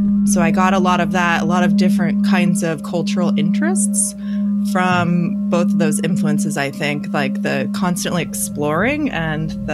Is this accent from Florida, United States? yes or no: yes; Florida, United States; I grew up in Florida